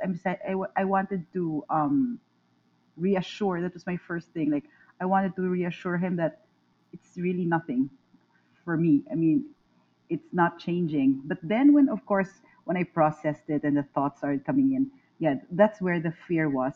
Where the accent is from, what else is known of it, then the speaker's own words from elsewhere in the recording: Manila, Metro Manila, Philippines; I'm from Manila. I'm from the Philippines